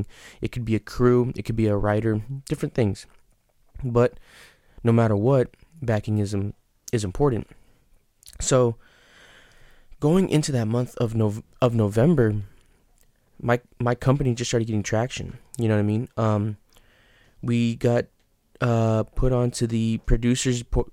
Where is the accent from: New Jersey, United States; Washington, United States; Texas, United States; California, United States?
Texas, United States; San Antonio; that's where I'm from, so I wanted to put one in my hometown